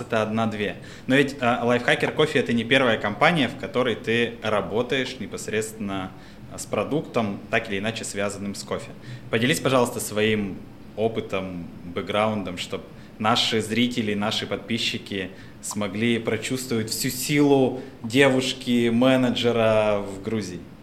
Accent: Russia; moved away as an adult; also born or lived in Moscow; now in Georgia; Я говорю, из России

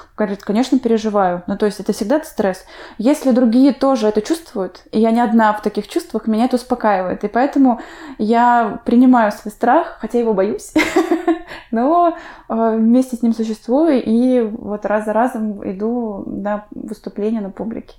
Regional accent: Urmary, Chuvashia, Russia; now in Saint Petersburg, Russia; Я сама выросла в Чувашии, в поселке Урмары

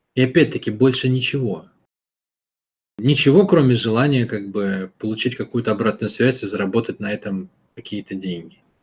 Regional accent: Saint Petersburg, Russia; Я вырос в городе, в Питере

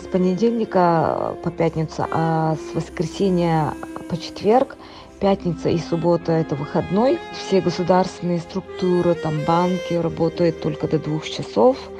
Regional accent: Antonovka, Sakha Republic, Russia; moved away as an adult; also born or lived in Yakutsk; now in Dubai, United Arab Emirates; Я родом из Нербинского луса, э, село Антоновка. Я родилась и выросла там.

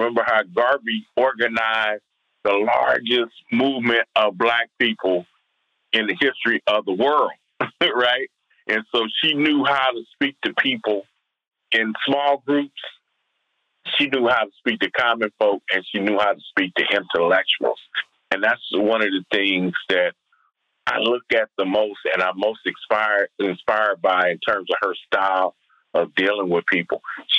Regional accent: Compton, California, United States; Growing up in Compton, California

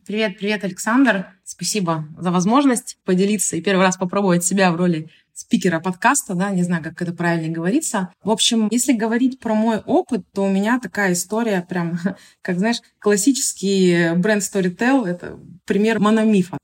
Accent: Omsk, Omsk Oblast, Russia; now in Saint Petersburg, Russia; я сама родом из Омска, а я нахожусь в Санкт-Петербурге

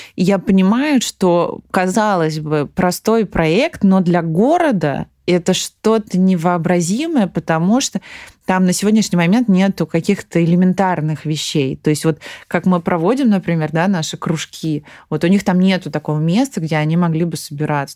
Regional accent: Tula, Tula Oblast, Russia; я из Тулы

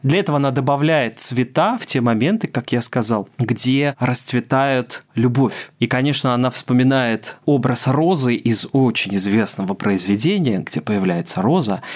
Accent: Russia; я, человек из России

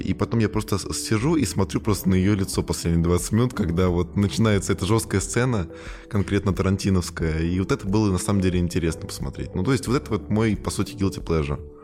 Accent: Tula, Tula Oblast, Russia; я сам из Тулы

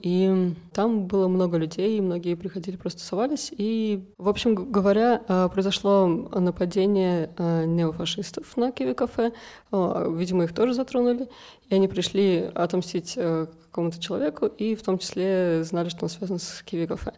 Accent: Moscow, Russia; moved away as an adult; now in Tbilisi, Georgia; Я приехала из России, из Москвы, и я хотела так путешествовать, поехала в Крым, потом приехала сюда, и вот здесь как-то за-, осталась. Всю жизнь я прожила в России

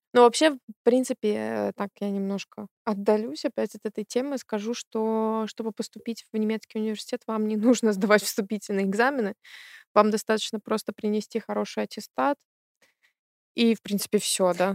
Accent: Belarus; moved away as an adult; now in Germany; я из Беларуси тоже

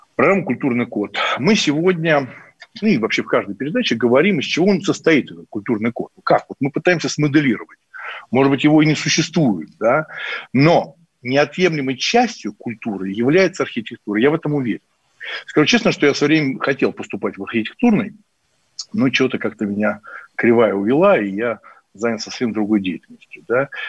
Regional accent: Moscow, Russia; я коренной москвич с большой историей там моей семьи

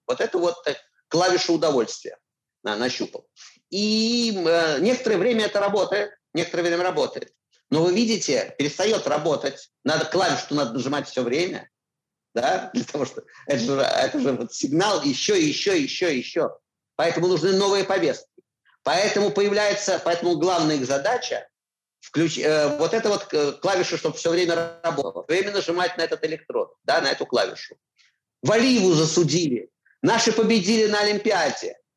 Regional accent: Moscow, Russia; moved away as an adult; я москвич, вот есть мои чистые пруды

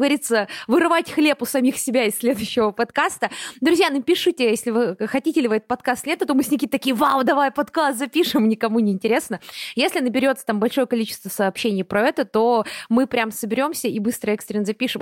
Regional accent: Buryatia, Russia; Я выросла в Бурятии

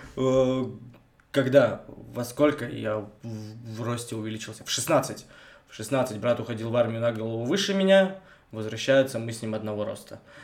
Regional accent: Bogoyavlenye, Belye Kresty, Vologda Oblast, Russia; я богоявленский с белых крестов

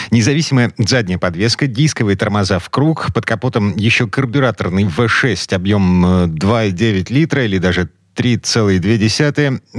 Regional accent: Saint Petersburg, Russia; из Петербурга.

